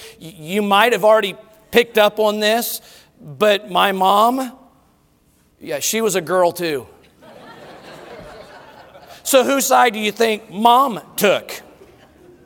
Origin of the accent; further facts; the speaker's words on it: Colorado, United States; growing up in Colorado, we rode the bus to school every day